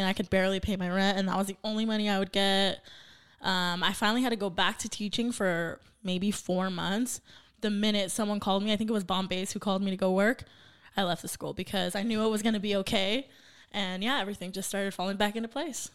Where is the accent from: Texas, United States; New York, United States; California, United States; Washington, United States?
California, United States; Santa Paula; now in Oxnard, United States; born and raised Santa Paula. So, not too far from Ventura Oxnard.